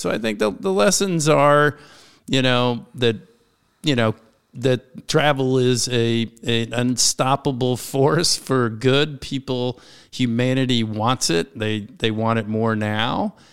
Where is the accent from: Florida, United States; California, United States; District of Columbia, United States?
District of Columbia, United States; Washington; This is my hometown, born and raised in Washington, D C